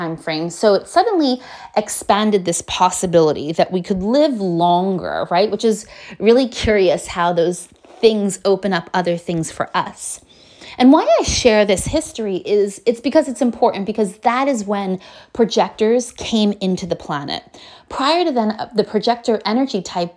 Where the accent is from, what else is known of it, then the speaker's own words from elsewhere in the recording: United States; I'm from America